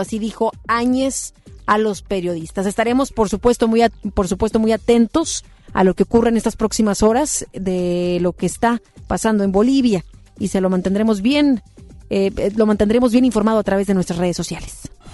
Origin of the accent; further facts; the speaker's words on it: Mexico; como buenos mexicanos